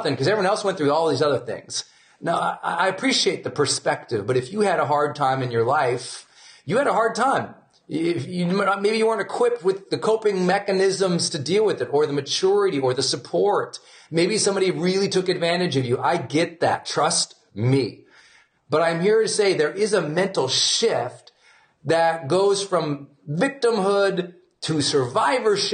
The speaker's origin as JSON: {"language": "English", "region": "Montana", "country": "United States", "said": "I'm from Montana."}